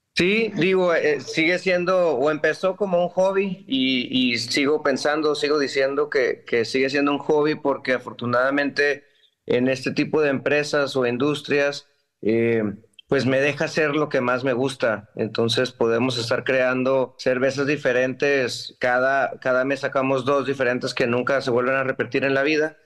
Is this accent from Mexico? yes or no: yes; Ensenada, Baja California, Mexico; yo crecí aquí en Ensenada